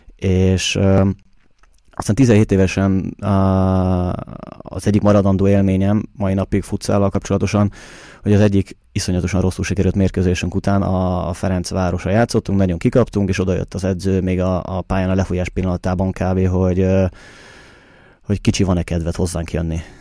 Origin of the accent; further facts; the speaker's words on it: Budapest, Hungary; now in Vienna, Austria; Budapesten születtem, ugye ott nőttem fel